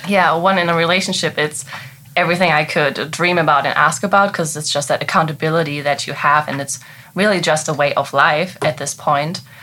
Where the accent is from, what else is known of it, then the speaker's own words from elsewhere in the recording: Germany; English is a second language; moved away as an adult; now in Frederick, United States; I'm actually from Germany, and I came here in 2015 as an au pair. And I just wanted to perfect my English